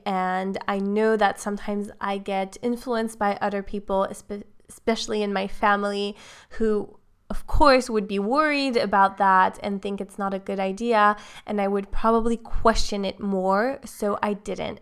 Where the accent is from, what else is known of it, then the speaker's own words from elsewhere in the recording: Switzerland; I'm from Switzerland